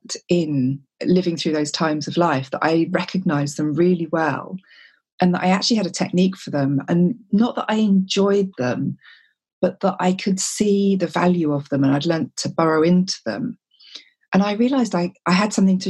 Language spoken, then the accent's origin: English; Whitstable, South East England, United Kingdom; my hometown of Whitstable